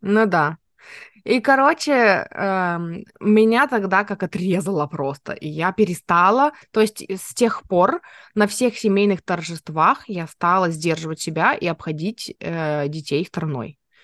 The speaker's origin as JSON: {"language": "Russian", "town": "Nizhnevartovsk", "region": "Khanty-Mansi Autonomous Okrug", "country": "Russia", "tie": "born or raised there", "moved": "yes"}